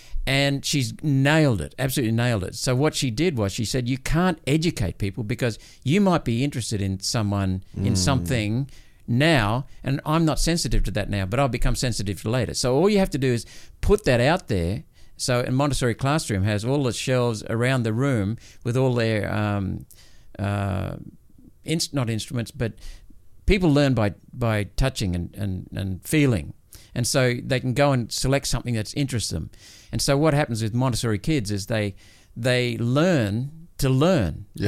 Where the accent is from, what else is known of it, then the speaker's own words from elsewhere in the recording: India; born there; I was born in India when my parents were stationed over there.